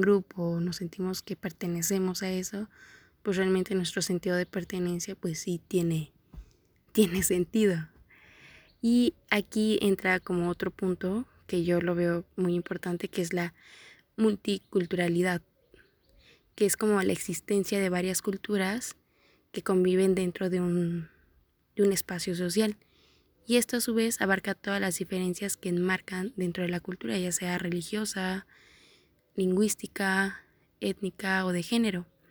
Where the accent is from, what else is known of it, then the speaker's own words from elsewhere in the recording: Mexico; nosotros como mexicanos